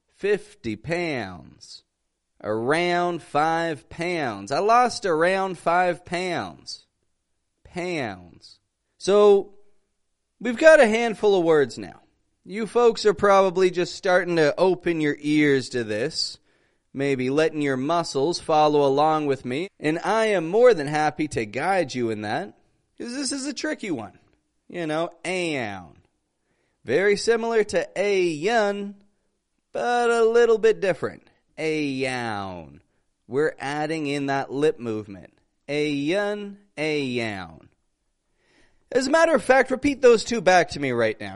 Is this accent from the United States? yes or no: no; Toronto, Ontario, Canada; accent: North American; I'm an accent coach from Canada, from Toronto